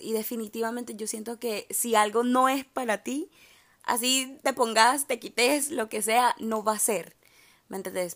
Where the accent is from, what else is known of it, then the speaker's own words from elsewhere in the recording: Honduras; also born or lived in Miami; now in Boca Raton, United States; soy de Honduras